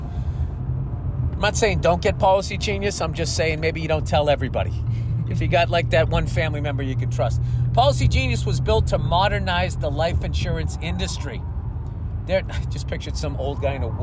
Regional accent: Boston, Massachusetts, United States; I grew up in Boston

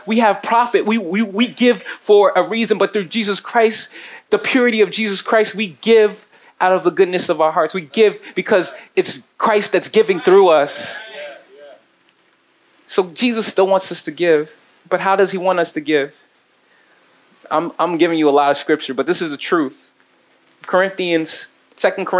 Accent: New Jersey, United States; I'm from Jersey

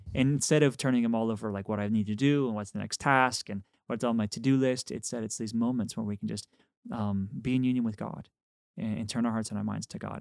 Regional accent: Texas, United States; I'm from Texas

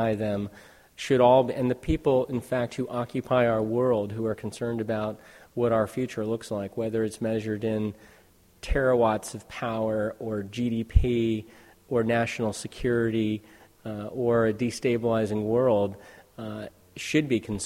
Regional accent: Silicon Valley, California, United States; born and raised in the Silicon Valley

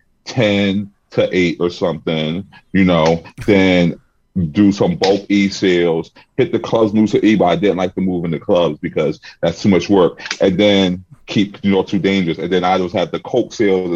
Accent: Philadelphia, Pennsylvania, United States; moved away as an adult; also born or lived in New York; now in Los Angeles, United States; I'm from Philly

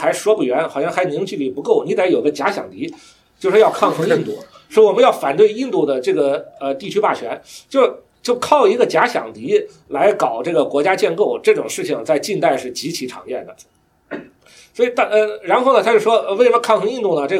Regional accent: China; 我们就就比如说我们中国人，比如说我我党要解释什么是中华民族，他有一套他的理论，是吧？

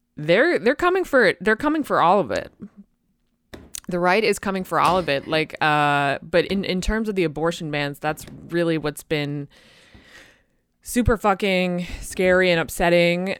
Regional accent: Boston, Massachusetts, United States; my hometown in Boston

